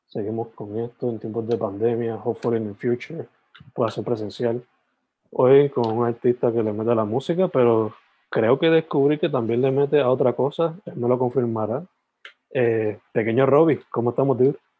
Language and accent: Spanish; Sabana Grande, Puerto Rico; moved away as an adult; also born or lived in San Germán; now in Carolina, Puerto Rico; yo soy original de San Germán, like, nacido de San Germán, criado en Sabana Grande, pero me mudé para, para la metro por trabajo y vivo Carolina